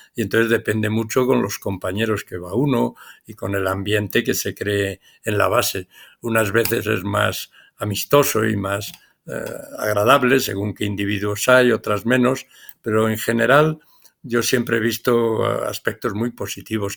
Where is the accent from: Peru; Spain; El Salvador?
Spain; en mi país, en España